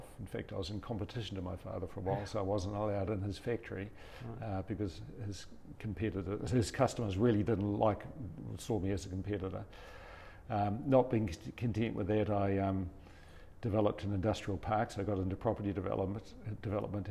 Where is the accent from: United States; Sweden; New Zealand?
New Zealand; I was born in Tikawiti, one of five children, so and that's where we were based.